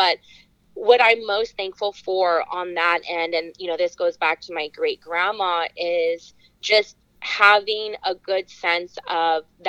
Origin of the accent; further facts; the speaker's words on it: California, United States; I'm from a super small town in California